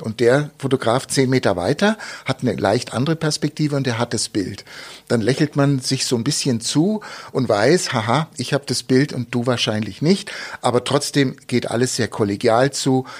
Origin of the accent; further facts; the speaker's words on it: Munich, Bavaria, Germany; now in Augsburg, Germany; Ich bin in München geboren, schöne Stadt, äh, als Kind dort aufgewachsen